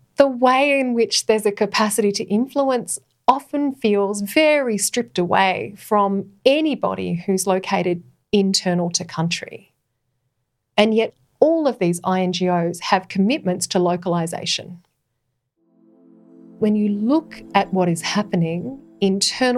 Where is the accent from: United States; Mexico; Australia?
Australia; as an Australian woman